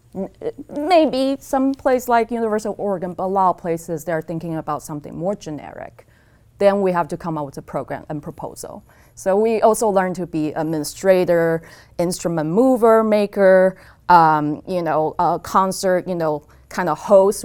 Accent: Taipei, Taiwan; moved away as an adult; also born or lived in California / Stony Brook; now in Eugene, United States; I was born in Taipei, Taiwan, and I came to the States, um, to pursue undergrad degree in engineering

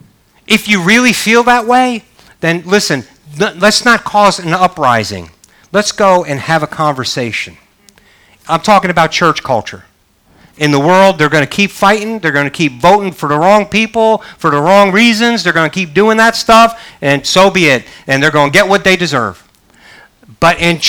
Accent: Northeast, United States; also born or lived in the South; now in Southern United States; I grew up in the Northeast and moved to the South.

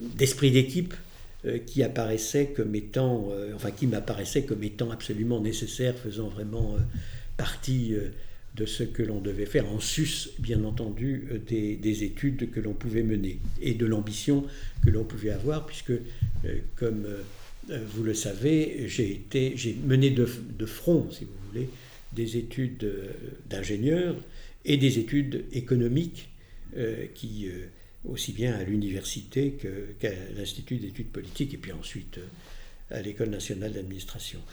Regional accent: Paris, Île-de-France, France; also born or lived in Lyon; je suis né en 1942 à Lyon, dans le 4e arrondissement. Euh, j'ai euh, fait des études essentiellement à Paris, au lycée Condorcet et à l'école Fénelon

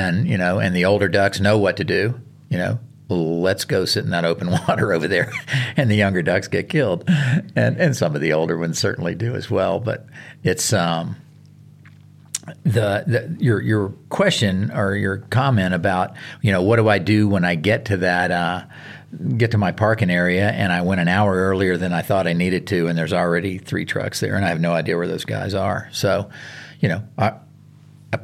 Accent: the South, United States; moved away; I grew up hunting in the South

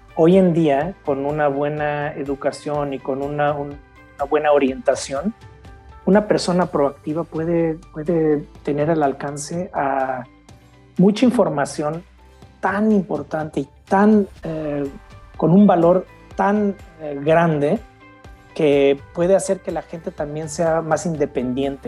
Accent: Mexico; now in Germany; soy mexicano, crecí nací en México, pero ya llevo casi 25 años fuera de mi país, principalmente en Alemania

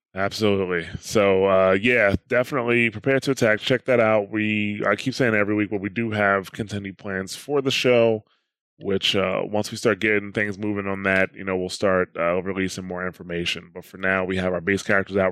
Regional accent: New Jersey, United States; I'm from New Jersey. That's just the way I talk

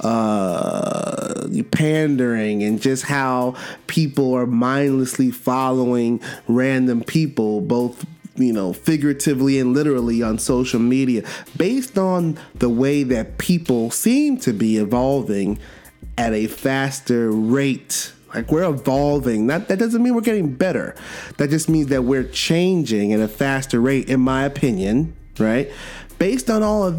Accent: New York City, New York, United States; my hometown, Brooklyn, BK

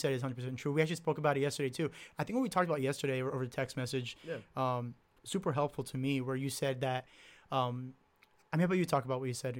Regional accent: Newark, New Jersey, United States; also born or lived in Livingston; I grew up in Newark, and it wasn't too good of an area.

